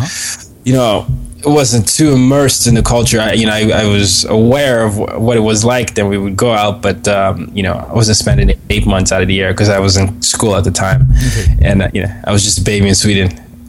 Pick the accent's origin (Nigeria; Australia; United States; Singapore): Nigeria; Oh, no, I'm full Nigerian.